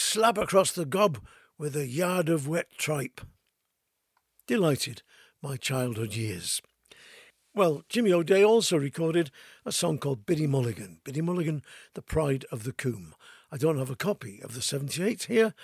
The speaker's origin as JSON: {"language": "English", "town": "Manchester", "region": "North West England", "country": "United Kingdom", "tie": "born or raised there", "said": "growing up in Crumsall with a few Irish ballads off by heart"}